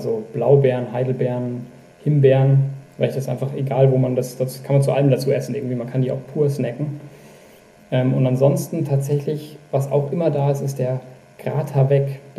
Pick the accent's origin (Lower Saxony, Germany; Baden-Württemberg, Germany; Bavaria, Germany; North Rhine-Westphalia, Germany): Bavaria, Germany; now in Bremen, Germany; ich bin aufgewachsen tatsächlich in Oberbayern, auch wenn man es vielleicht jetzt direkt gerade nicht hört.